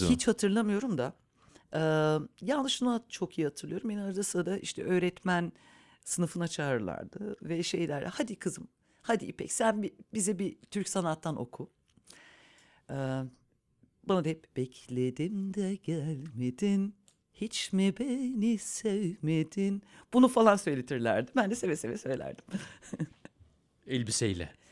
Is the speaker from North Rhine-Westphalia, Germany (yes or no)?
no; Munich, Bavaria, Germany; born there; also born or lived in İzmir; Almanya'da doğdum, Münih'te doğdum aslen. Ama Münih'te de hiç yaşamadım.